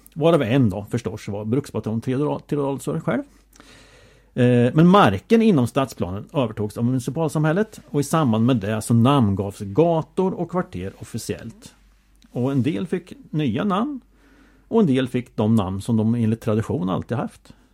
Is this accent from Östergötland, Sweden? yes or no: yes; Åtvidaberg, Östergötland, Sweden; Jag är i Åtvidabergssammanhang söderkis, uppvuxen på Valkargatan, en krosspassning från Hocklasjön